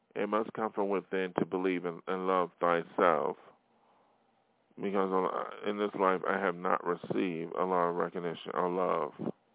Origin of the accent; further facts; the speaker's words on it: New York, United States; moved away as an adult; now in Hollywood, United States; my hometown in New York State